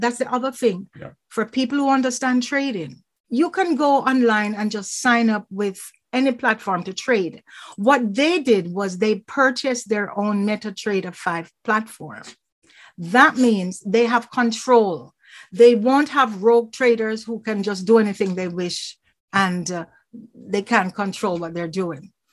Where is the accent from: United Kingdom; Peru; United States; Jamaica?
Jamaica; now in Toronto, Canada; I'm from Jamaica.